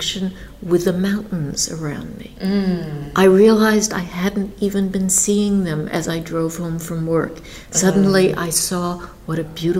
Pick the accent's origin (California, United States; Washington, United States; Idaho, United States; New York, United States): New York, United States; I grew up in New York